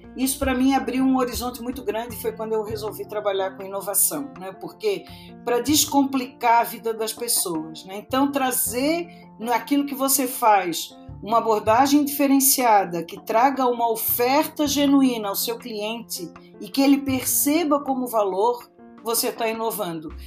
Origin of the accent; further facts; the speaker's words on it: Florianópolis, Santa Catarina, Brazil; moved away as an adult; now in São Paulo, Brazil; Eu sou de Florianópolis, nasci lá e passei a minha adolescência, a minha juventude sem meu pai italiano deixar eu vir para São Paulo.